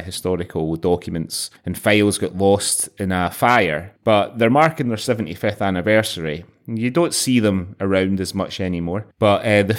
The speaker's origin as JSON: {"language": "English", "region": "Scotland", "country": "United Kingdom", "tie": "born or raised there", "said": "as a kid growing up in Scotland in the in the 1980s"}